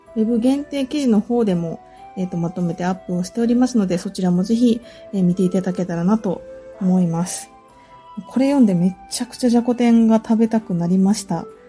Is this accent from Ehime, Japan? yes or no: yes; Ehime, Japan; also born or lived in Niihama, Ehime; 超地元のお菓子